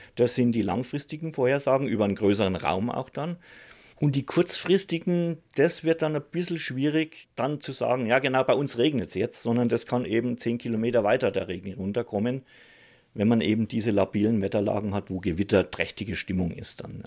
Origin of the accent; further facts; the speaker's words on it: Upper Franconia, Bavaria, Germany; moved away; Wo ich herkomme, aus Oberfranken